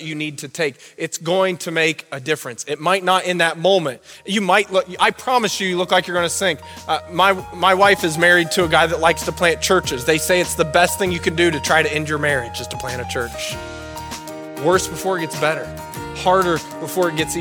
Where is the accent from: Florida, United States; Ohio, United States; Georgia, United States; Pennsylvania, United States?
Ohio, United States; Southern; now in Wadsworth, United States; I'm from Southern Ohio